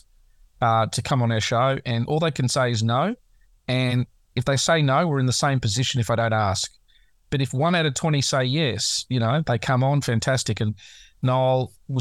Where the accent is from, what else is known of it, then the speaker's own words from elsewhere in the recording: Australia; as an Aussie